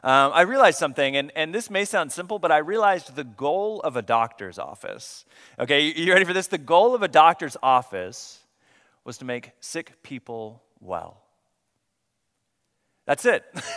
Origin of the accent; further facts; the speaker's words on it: Coweta, Oklahoma, United States; now in Texas, United States; I grew up in Oklahoma, so my family and I just moved here last summer, a year ago now. We moved here to Texas, but before that, we lived in Oklahoma, and when I was young, I grew up in the small town of Coweta, Oklahoma.